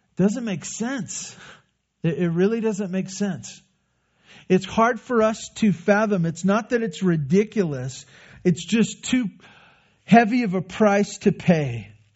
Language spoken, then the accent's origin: English; United States; That's part of us being American